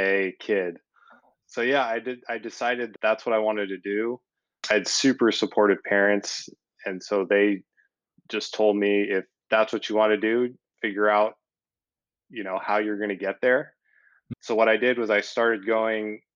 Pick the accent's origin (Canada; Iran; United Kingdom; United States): United States; Chico, California; I grew up in Chico, up in North Valley, California